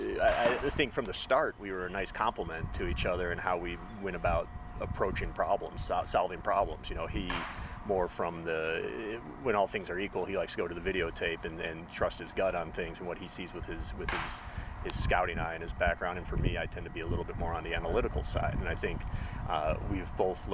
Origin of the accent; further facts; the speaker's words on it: Chicago, Illinois, United States; I grew up in Chicago